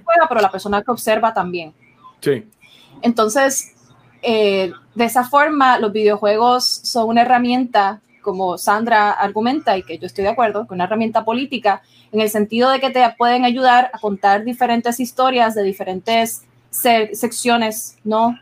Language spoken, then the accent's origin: Spanish; Puerto Rico